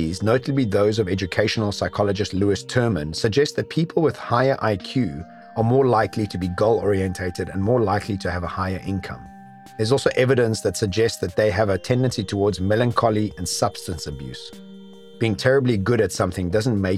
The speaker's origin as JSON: {"language": "English", "country": "South Africa", "tie": "born or raised there", "said": "Classified as a white male when growing up in South Africa"}